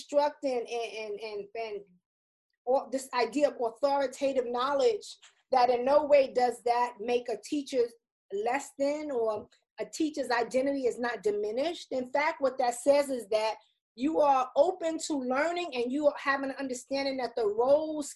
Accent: New York City, New York, United States; I'm from the Bronx, New York

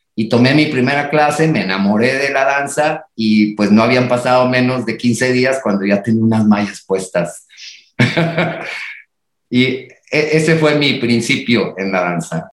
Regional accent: Reynosa, Tamaulipas, Mexico; moved away; also born or lived in Monterrey; yo nací en Reynosa y estudié en Monterrey

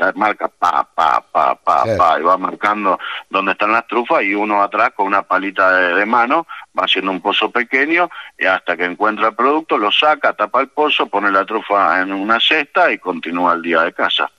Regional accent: Buenos Aires Province, Argentina; moved away; Yo soy nacido acá en el Gran Buenos Aires, en la zona norte

